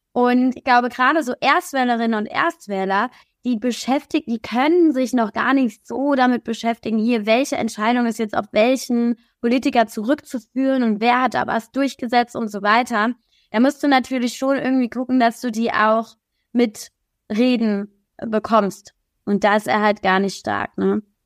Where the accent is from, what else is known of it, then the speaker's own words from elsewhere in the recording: Kaiserslautern, Rhineland-Palatinate, Germany; moved away; also born or lived in Berlin; in meiner Heimatstadt Kaiserslautern